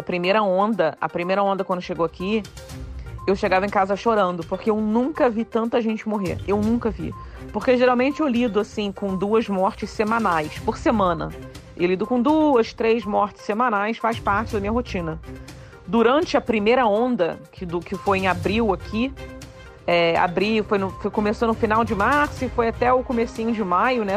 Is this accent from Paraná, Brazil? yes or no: no; Petrópolis, Rio de Janeiro, Brazil; moved away as an adult; also born or lived in Japan / Bristol; now in United Kingdom; eu tenho uma super relação com Petrópolis porque eu fui criada aí. Né? Eu sou carioca petropolitana. Eu nasci no Rio de Janeiro